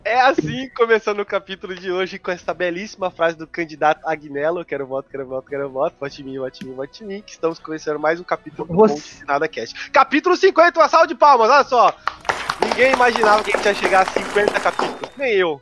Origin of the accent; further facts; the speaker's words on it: Cuiabá, Mato Grosso, Brazil; Nós somos de Cuiabá